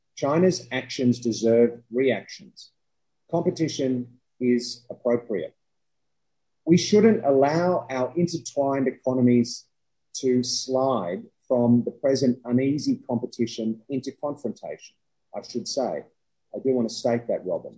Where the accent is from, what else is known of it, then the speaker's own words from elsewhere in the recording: Australia; as an Australian